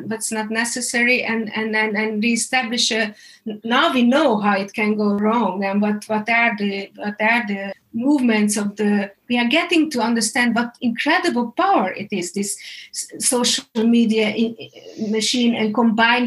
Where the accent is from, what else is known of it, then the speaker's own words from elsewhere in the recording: Hungary; I'm coming from Hungary, and growing up in a communistic system, there was one media and nobody trusted it